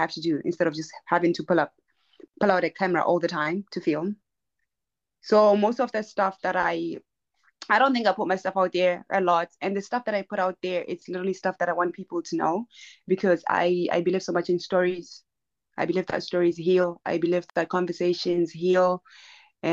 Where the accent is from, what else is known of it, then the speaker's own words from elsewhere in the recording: Maun, North-West District, Botswana; first language Herero; English is a second language; I grew up, I'm from Botswana, and I grew up in Botswana